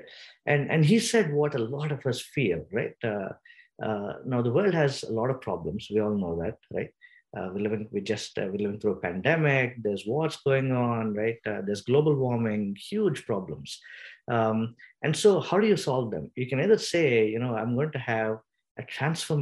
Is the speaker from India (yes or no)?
yes; India; moved away; I come from India